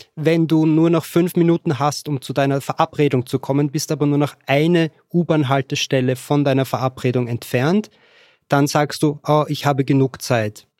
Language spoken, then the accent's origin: German; Vienna, Austria; accent: Austrian; moved away as an adult; also born or lived in Lower Austria; now in Katowice, Poland; Ursprünglich komme ich aus Wien. Geboren wurde ich in Niederösterreich, habe aber dann den Großteil meines Lebens in Wien gewohnt